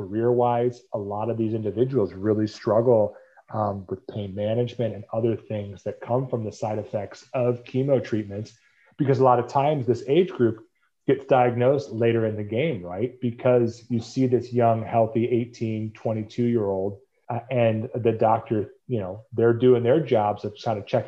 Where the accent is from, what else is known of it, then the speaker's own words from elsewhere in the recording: Cleveland, Ohio, United States; I'm from Cleveland, Ohio